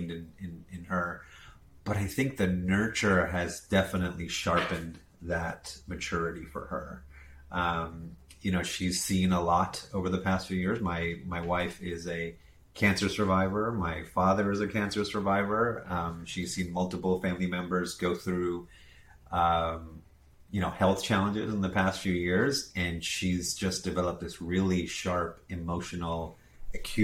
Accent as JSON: {"language": "English", "country": "Jamaica", "tie": "born or raised there", "also_born_or_lived": "South Florida, United States / India (ancestry)", "said": "born in South Florida near Miami, moved to Jamaica when I was 5 years old, where my parents started a business"}